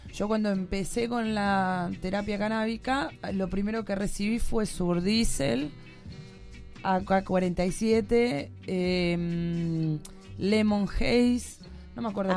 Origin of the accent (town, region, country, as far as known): Argentina